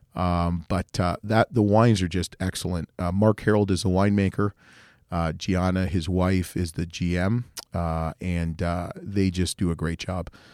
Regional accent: Canada; being Canadian

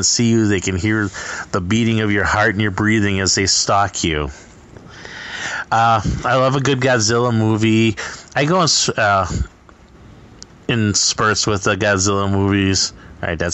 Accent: Midwest, United States; I'm from the Midwest

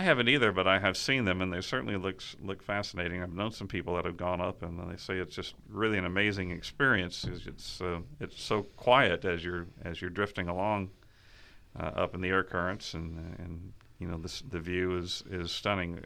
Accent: Texas, United States; moved away; where I grew up in Texas

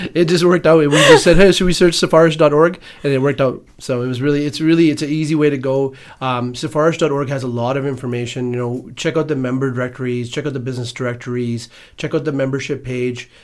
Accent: Edmonton, Alberta, Canada; born and raised in Edmonton, Alberta

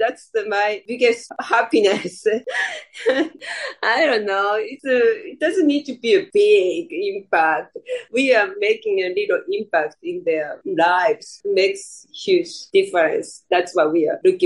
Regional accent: Hiroshima, Japan; now in United States; I was born in Hiroshima

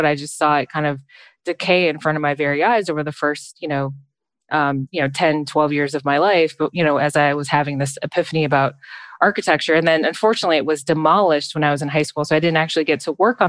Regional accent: Detroit, Michigan, United States; now in Chicago, United States; I grew up in Detroit, Michigan.

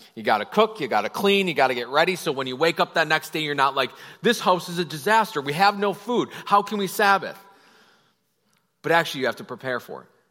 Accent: Wisconsin, United States; I'm personally from Wisconsin and I know about crop rotation

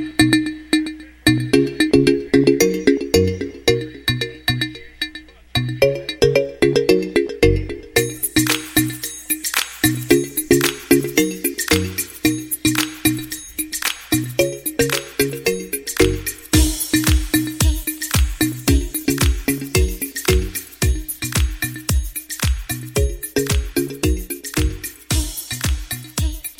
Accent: Ottawa, Ontario, Canada; Ottawa, my hometown.

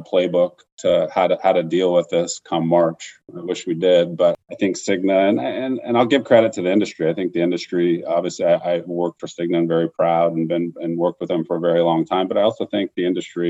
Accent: Tucson, Arizona, United States; also born or lived in Flagstaff, Arizona; now in Phoenix, United States; I grew up in Tucson, went to school in Flagstaff up at NAU, and then now I'm here in Phoenix with my wife and two kids

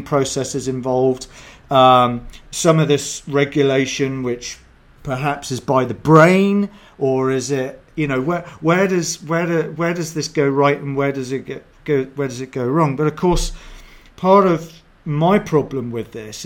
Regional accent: England, United Kingdom; I'm English

